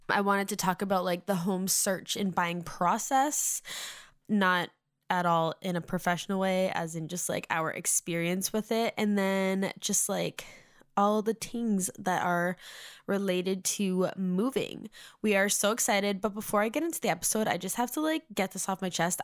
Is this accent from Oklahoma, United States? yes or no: no; Massachusetts, United States; moved away as an adult; now in Nashville, United States; I'm originally from Massachusetts, but for the last four years, since December twenty nineteen, we have been living in Nashville